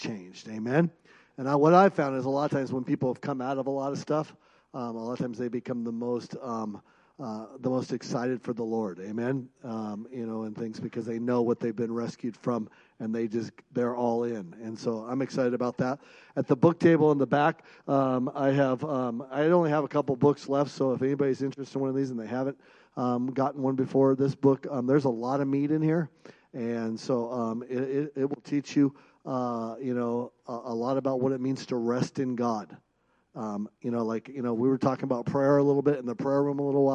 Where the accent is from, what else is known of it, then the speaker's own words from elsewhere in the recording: Seattle, Washington, United States; now in Bozeman, United States; I grew up in Seattle